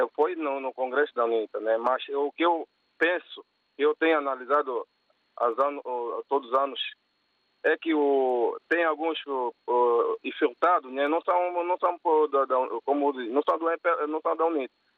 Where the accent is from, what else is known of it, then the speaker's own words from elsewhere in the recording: Angola; eu sou angolano